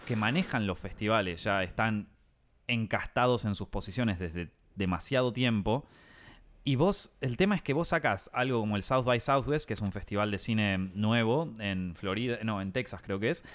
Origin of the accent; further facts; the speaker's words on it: Argentina; moved away as an adult; now in Madrid, Spain; nosotros los argentinos